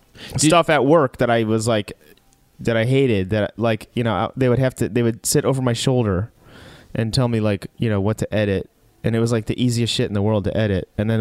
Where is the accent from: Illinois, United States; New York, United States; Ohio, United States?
Illinois, United States; Chicago; moved away; I was from Chicago